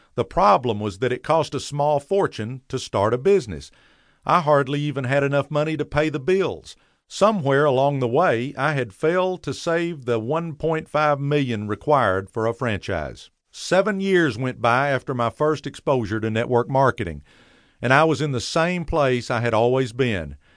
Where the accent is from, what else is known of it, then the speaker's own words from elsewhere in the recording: Dallas, Texas, United States; as a boy growing up in Pleasant Grove